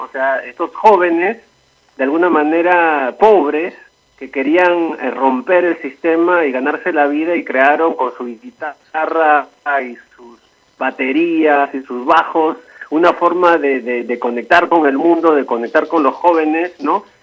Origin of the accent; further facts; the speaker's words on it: Lima, Peru; el distrito donde yo nací San Martín de Porres